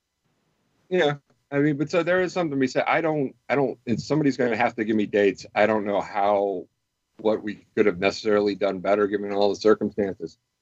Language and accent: English; Michigan, United States; in Michigan, you know, in my home state.